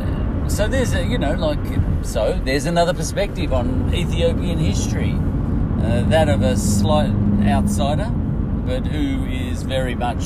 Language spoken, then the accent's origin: English; Australia; I'm from Australia